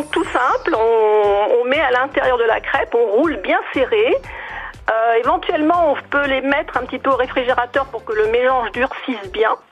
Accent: Puteaux, Île-de-France, France; sont venus dans les années 20 euh, s'installer un à Nogent et l'autre à Puteaux. Et puis je n'ai pas quitté Puteaux, mon père est né à Puteaux, ma mère est née à Nogent dans la maison où est né Cavana, François Cavana.

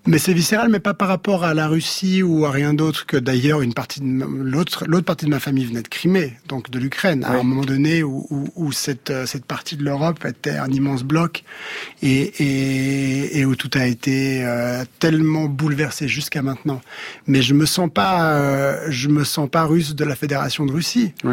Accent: Geneva, Switzerland; je suis né à Genève, Suisse, avec un sentiment évidemment très suisse

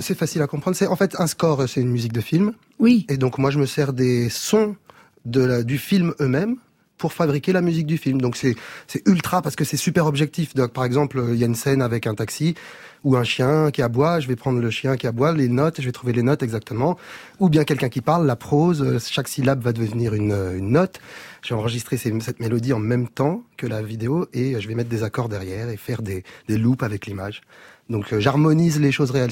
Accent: Meudon, Île-de-France, France; j'ai grandi à Meudon, près de la forêt.

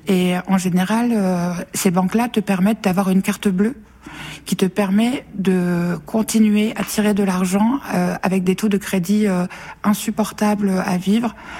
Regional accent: Nord, Hauts-de-France, France; je viens du Nord

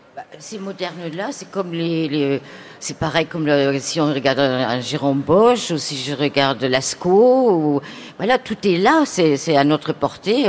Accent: Germany; moved away; je viens d'Allemagne

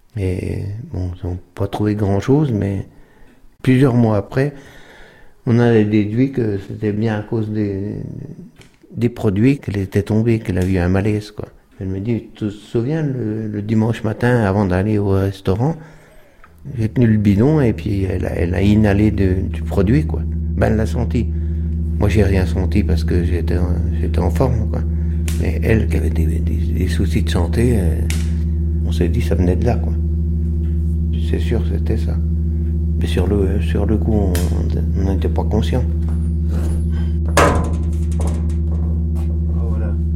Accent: La Grande-Verrière, Bourgogne-Franche-Comté, France; also born or lived in Autun / Dijon; Je suis né à Autun, mais j'ai grandi ici, à Maison-à-Côté. Au Crotte-Meunière, Grande Verrière, dans le Moron.

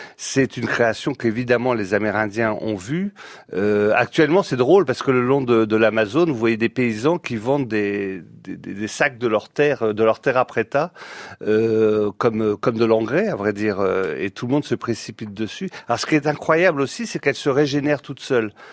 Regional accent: Brittany, France; quand on est breton

